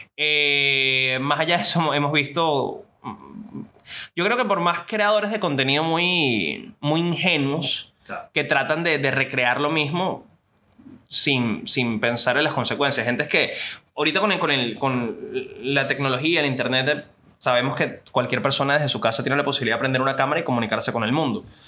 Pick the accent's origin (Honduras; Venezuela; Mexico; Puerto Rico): Venezuela; yo soy un venezolano